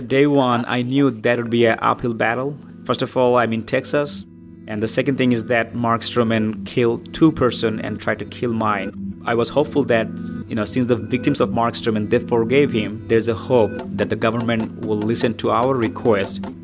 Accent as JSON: {"language": "English", "country": "Bangladesh", "moved": "yes", "lives_now": "United States", "said": "I'm a Muslim, but I'm not from Middle East. I'm from Bangladesh"}